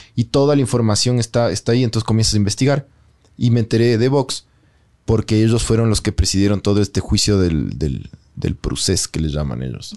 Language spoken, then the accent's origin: Spanish; Ecuador; los ecuatorianos en general somos